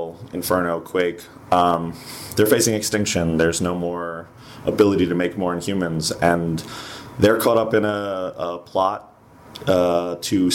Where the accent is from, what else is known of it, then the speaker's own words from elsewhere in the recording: New York, United States; I'm from New York